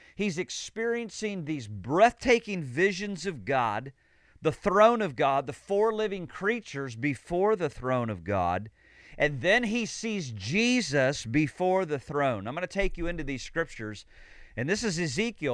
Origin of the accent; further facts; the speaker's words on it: Illinois, United States; now in Sarasota, United States; I'm from Illinois.